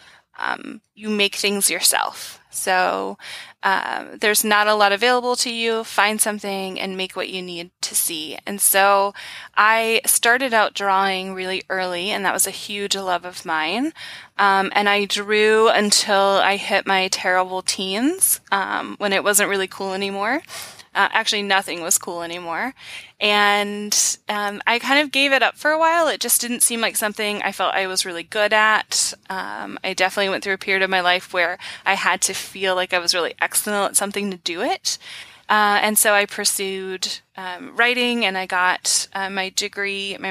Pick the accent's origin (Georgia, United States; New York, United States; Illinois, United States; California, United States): Georgia, United States; now in Bellingham, United States; I'm actually from the deep south, so I came out here from Georgia